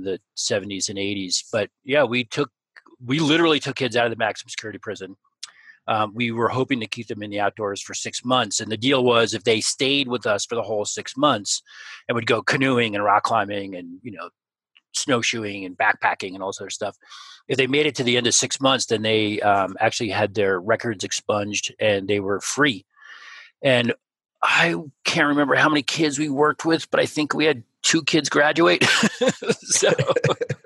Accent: New Jersey, United States; also born or lived in New York City; I was born in New York City and grew up in New Jersey, just across the river

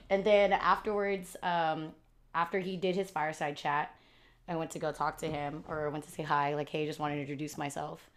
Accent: United States; I'm the first one in my family born in the U S

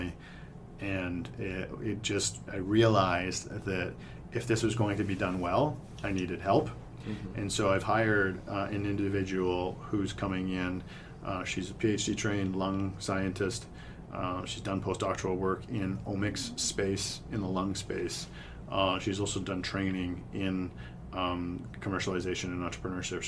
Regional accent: Brantford, Ontario, Canada; I grew up in Brantford, just down the way

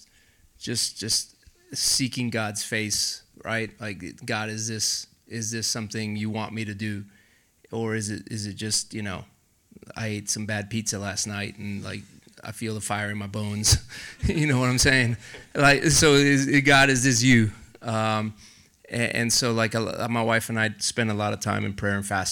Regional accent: San Diego, California, United States; I'm from San Diego

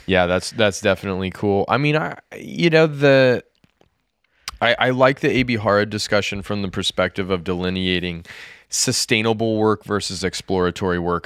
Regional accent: United States; as an American

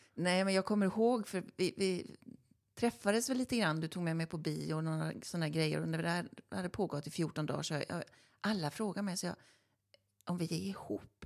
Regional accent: Stenungsund, Västra Götaland, Sweden; i Stenungsund där vi kommer ifrån

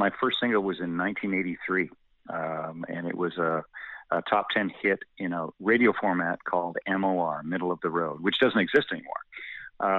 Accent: Hanover, Ontario, Canada; Owen Sound is relatively close to my hometown of Hanover

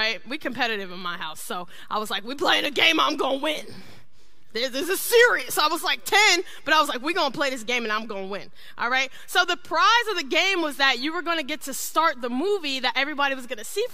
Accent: Ohio, United States; I grew up in Ohio, me and my siblings

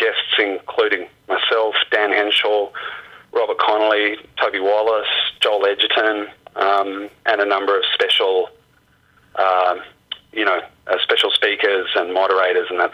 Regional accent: Australia; being an Australian filmmaker

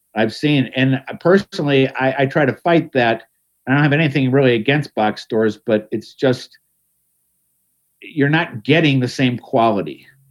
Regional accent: Cleveland, Ohio, United States; now in Pittsburgh, United States; I grew up in Cleveland

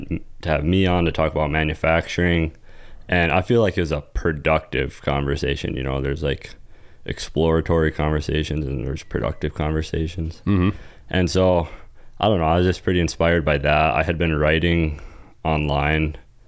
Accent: Rockford, Illinois, United States; moved away; I grew up in Illinois.

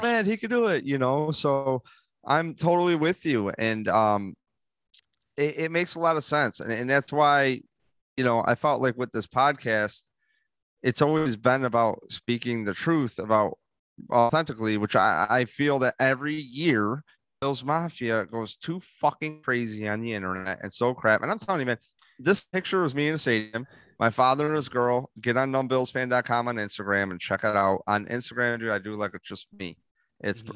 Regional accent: Rochester, New York, United States; I go, Rochester. I go, he goes, What part? I go, Gates

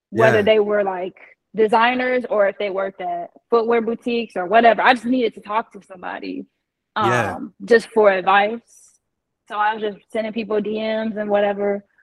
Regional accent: Midwest, United States; being born and raised in the Midwest, like being there my whole life, I didn't know anything else

